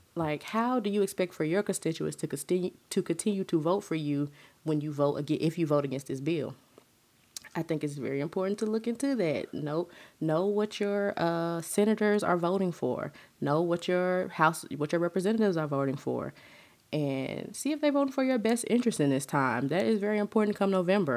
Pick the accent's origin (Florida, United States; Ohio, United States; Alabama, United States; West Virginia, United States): Alabama, United States; Huntsville; born and raised in the South, Huntsville, Alabama, to be exact.